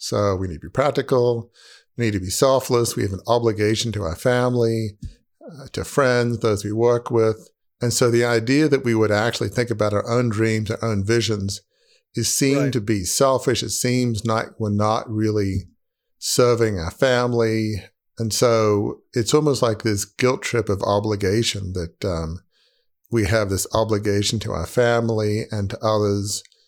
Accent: Sydney, New South Wales, Australia; it felt like living in a goldfish bowl growing up in Sydney.

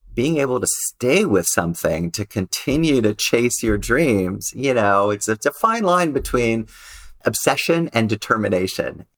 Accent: Los Angeles, California, United States; I grew up in Los Angeles, you know, typical LA family

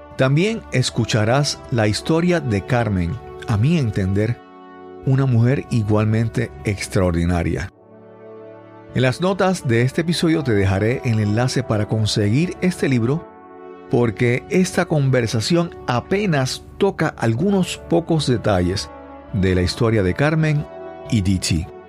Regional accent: Puerto Rico; en Puerto Rico usamos el apellido de soltero, de soltera de, la, de las esposas

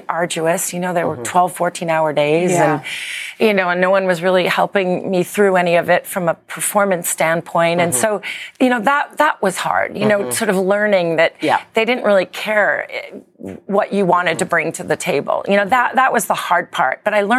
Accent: United Kingdom; I'm British.

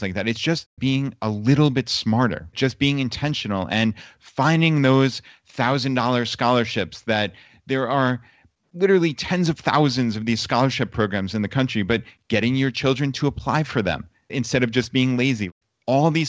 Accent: New York, United States; moved away; we're from New York, actually. So my parents and my in-laws all came down and left from the New York City airport

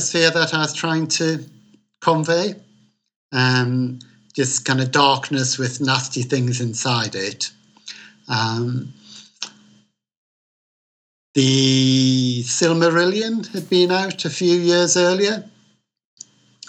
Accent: Newcastle upon Tyne, North East England, United Kingdom; accent: Geordie; also born or lived in Wallsend / London; I'm a Geordie, which is somebody who's born on Tyneside

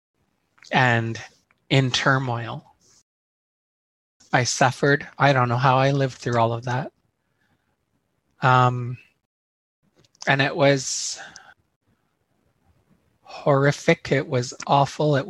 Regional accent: Terrace, British Columbia, Canada; now in Chilliwack, Canada; I lived here in Chilliwack. I was born and raised in Terrace.

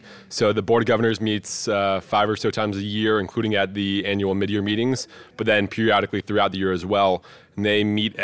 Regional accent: Maryland, United States; moved away as an adult; also born or lived in upstate New York; My home state and the state that I am most proud of is actually Maryland

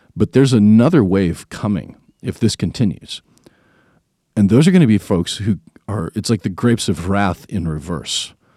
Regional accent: Tennessee, United States; we're from Tennessee

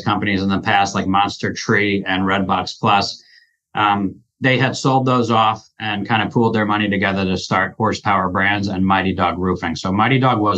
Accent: New Jersey, United States; moved away as an adult; now in Omaha, United States; I'm from New Jersey, born and raised

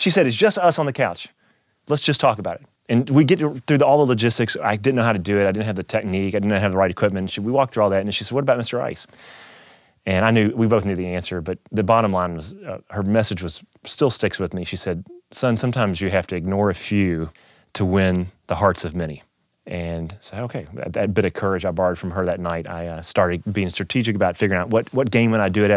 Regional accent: Kentucky, United States; moved away as an adult; also born or lived in Louisville, Kentucky; now in Saint Louis, United States; I grew up in Kentucky

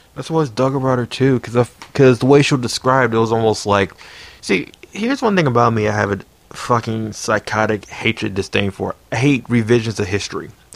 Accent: Silver Spring, Maryland, United States; I was born in Silver Spring too.

